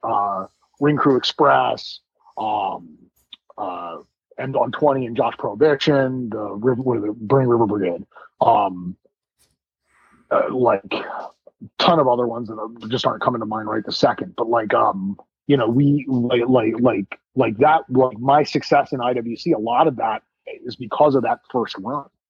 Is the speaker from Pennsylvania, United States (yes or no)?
yes; Bucks County, Pennsylvania, United States; born or raised there; also born or lived in Philadelphia; now in Pittsburgh, United States